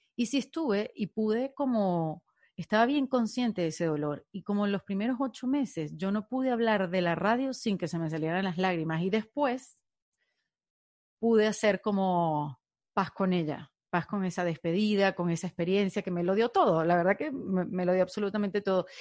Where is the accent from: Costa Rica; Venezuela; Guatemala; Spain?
Venezuela; moved away; seguidores que tengo de Venezuela, que muchos hemos sentido que hemos perdido un país